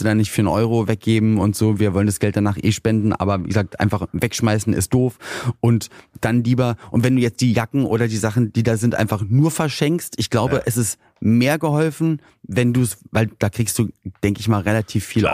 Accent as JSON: {"language": "German", "region": "Berlin", "country": "Germany", "said": "Ich komme ja aus, aus Berlin-Spandau"}